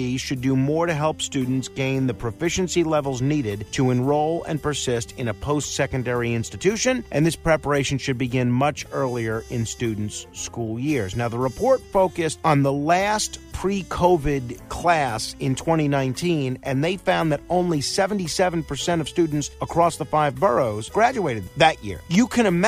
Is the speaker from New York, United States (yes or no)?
yes; New York City, New York, United States; my hometown of Staten Island